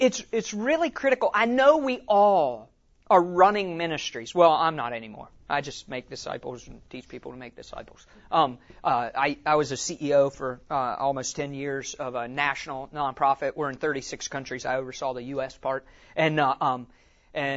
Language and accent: English; West Virginia, United States; moved away; I'm from West Virginia originally